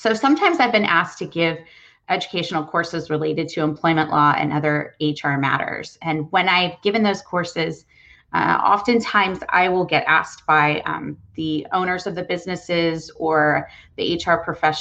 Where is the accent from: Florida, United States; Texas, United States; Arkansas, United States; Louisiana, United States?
Texas, United States; I was born and raised in Texas, and I love it here.